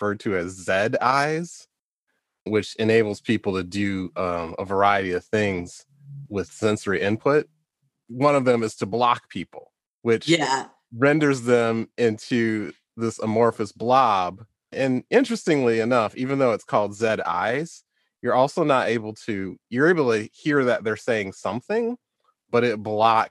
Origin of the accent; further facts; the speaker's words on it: Detroit, Michigan, United States; I live in Detroit. I grew up in Detroit.